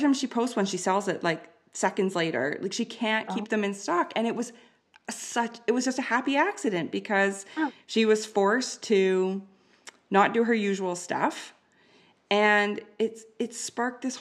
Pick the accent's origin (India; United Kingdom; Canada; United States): Canada; I'm Canadian